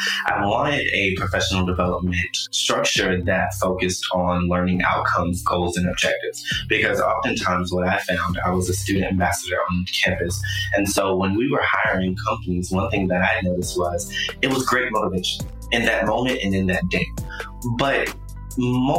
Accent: Fayetteville, North Carolina, United States; I was born in South Carolina, but I was raised in Fayetteville, North Carolina

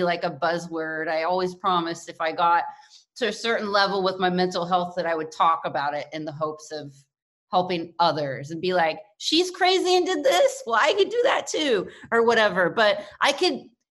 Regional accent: Kentucky, United States; moved away; also born or lived in New York City; I'm from Kentucky

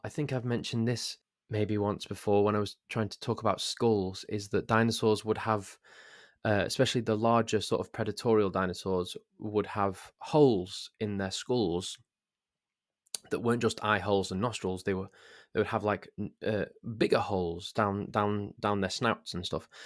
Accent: Crewe, North West England, United Kingdom; I'm from Crewe, and our local football team is called Crewe Alexandra. And when I was eleven years old, I was made a ball boy at Crewe Alexandra

